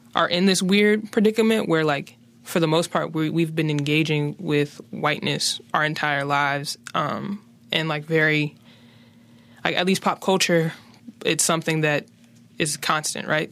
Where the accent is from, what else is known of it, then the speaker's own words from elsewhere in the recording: Charlotte, North Carolina, United States; moved away; also born or lived in West Philadelphia, Pennsylvania; growing up on the West Side